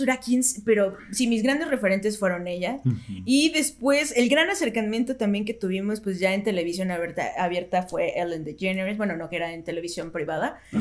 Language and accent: Spanish; Mexico; nosotros como cultura mexicana crecimos y nos educamos a través de la televisión y las novelas